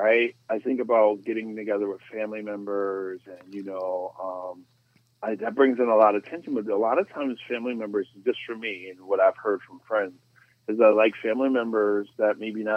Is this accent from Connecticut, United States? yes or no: yes; Stamford, Connecticut, United States; I grew up in Stanford on the west side, and, you know, the west side of Stanford